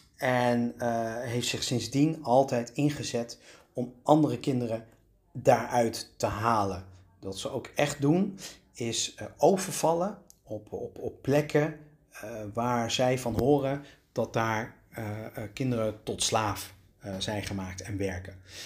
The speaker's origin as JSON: {"language": "Dutch", "country": "Netherlands", "said": "ik kom uit Nederland"}